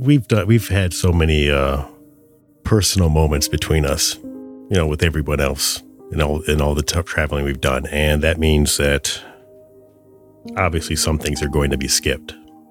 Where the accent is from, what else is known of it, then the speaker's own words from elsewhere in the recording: Chicago, Illinois, United States; Well, you know, growing up in the South Side of Chicago, that is not an unreasonable question.